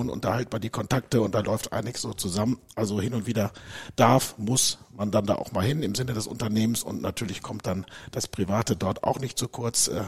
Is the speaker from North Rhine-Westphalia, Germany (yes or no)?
yes; Dortmund, North Rhine-Westphalia, Germany; Also ich bin ein Dortmunder Junge, bin geboren in Dortmund.